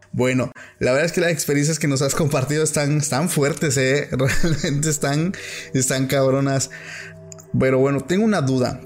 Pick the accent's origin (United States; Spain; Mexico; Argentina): Mexico; Oaxaca; soy de Oaxaca